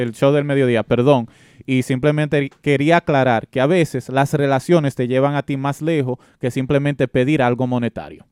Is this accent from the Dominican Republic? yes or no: yes; Dominican Republic; Yo soy nacido y criado en la República Dominicana